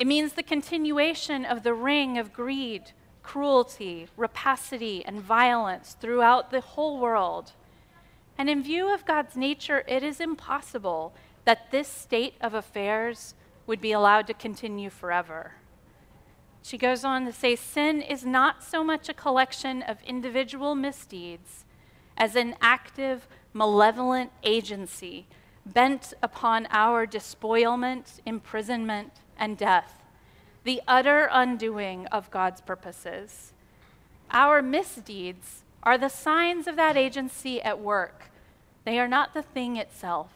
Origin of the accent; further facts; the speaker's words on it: United States; American Christians, because we live in this individualist society